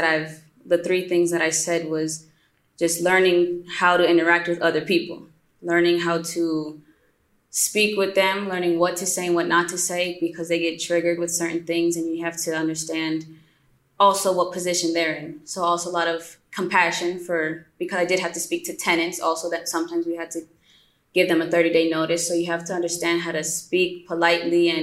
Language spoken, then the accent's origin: English; West Palm Beach, Florida, United States; now in Colombia; Florida, West Palm Beach, Florida